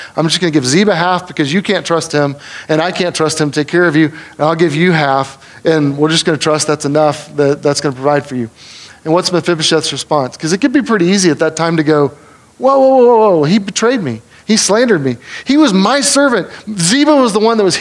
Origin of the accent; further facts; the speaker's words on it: United States; as American Western people